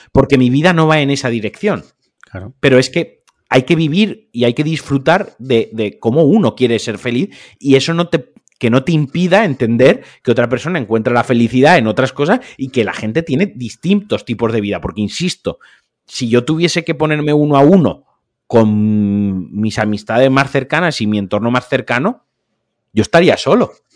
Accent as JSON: {"language": "Spanish", "region": "Valencian Community", "country": "Spain", "said": "yo como valenciano"}